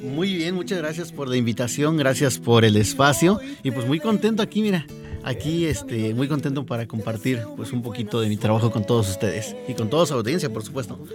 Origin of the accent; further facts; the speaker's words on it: Chignautla, Puebla, Mexico; moved away as an adult; also born or lived in Teziutlán, Puebla / Tulancingo, Hidalgo; now in Hidalgo, Mexico; yo soy de Chignautla, pero me siento también tesioteco porque pues prácticamente ahí empecé con esto de la música